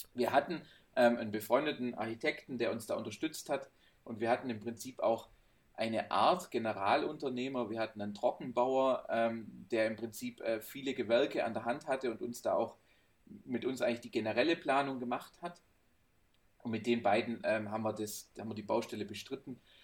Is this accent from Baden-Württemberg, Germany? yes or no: yes; Swabia, Baden-Württemberg, Germany; now in Heilbronn, Germany; ich als Schwabe